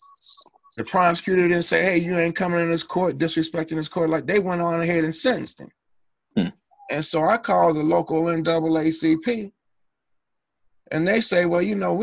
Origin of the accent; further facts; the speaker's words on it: Cincinnati, Ohio, United States; I grew up in Cincinnati, Ohio